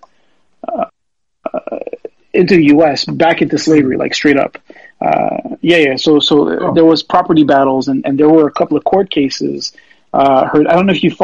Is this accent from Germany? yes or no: no; Canada; being French Canadian, son of an immigrant